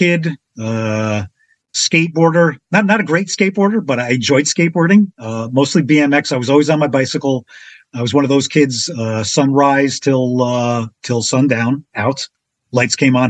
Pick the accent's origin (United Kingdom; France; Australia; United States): United States; Passaic, New Jersey; also born or lived in Florida; I was flown home from Florida to Passaic where I began my life.